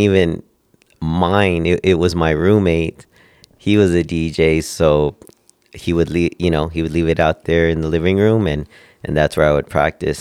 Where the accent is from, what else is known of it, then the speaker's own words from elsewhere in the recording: Oxnard, California, United States; moved away as an adult; also born or lived in Northridge, California; now in Las Vegas, United States; I grew up in Oxnard, California, um, little city, uh, around Ventura before Santa Barbara.